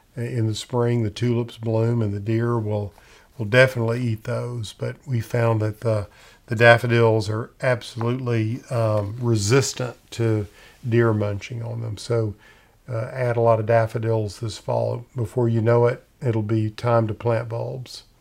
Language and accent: English; Middle Tennessee, United States; I grew up in Middle Tennessee